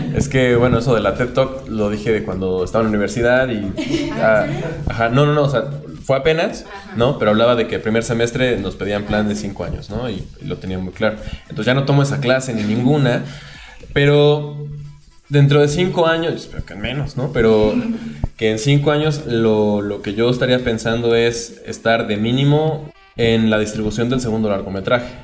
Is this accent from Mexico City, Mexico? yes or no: no; Puebla, Mexico; los que crecimos en Puebla y estudiamos ahí